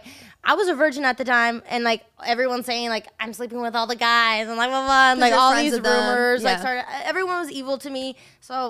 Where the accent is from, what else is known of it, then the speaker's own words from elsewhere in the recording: Colorado, United States; I grew up in Colorado